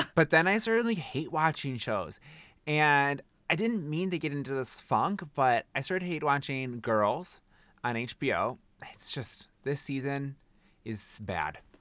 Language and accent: English; Wisconsin, United States; I say bag because I'm from Wisconsin